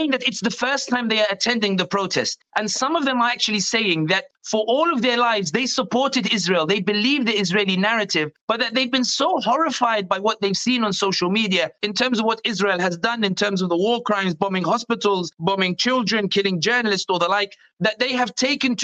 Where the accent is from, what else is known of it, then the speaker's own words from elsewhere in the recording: London, United Kingdom; born and raised in London, but originally from North Africa